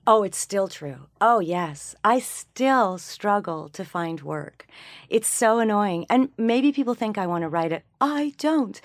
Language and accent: English; Canada; also born or lived in Chicago; now in Los Angeles, United States; I'm, I'm Canadian and then I worked in in Chicago, and then I worked in Los Angeles. I live in Los Angeles currently